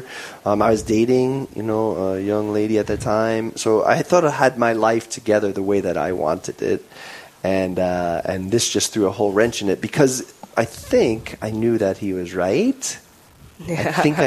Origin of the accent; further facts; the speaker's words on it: Long Island, New York, United States; moved away as an adult; now in Rapid City, United States; I'm originally from New York, grew up on Long Island, and came here with the Air Force